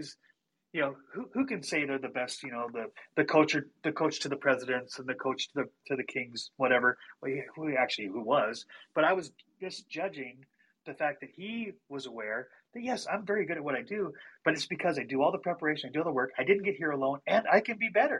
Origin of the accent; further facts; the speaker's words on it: Montana, United States; I'm from Montana.